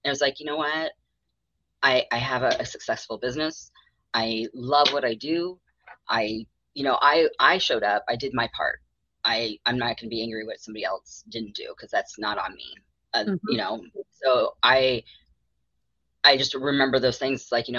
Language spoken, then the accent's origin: English; Arizona, United States; also born or lived in North Carolina; I was born in North Carolina, raised in Arizona by people from Alabama.